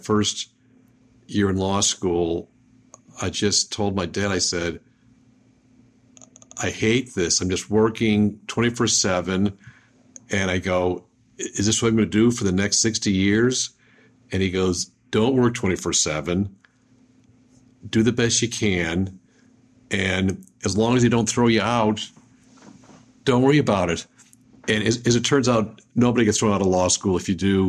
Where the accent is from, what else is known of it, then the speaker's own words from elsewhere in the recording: Buffalo, New York, United States; I'm from Buffalo